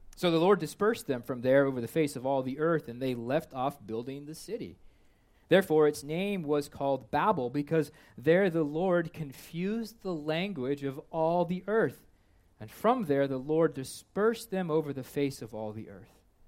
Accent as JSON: {"language": "English", "region": "Kansas", "country": "United States", "said": "I am from Kansas"}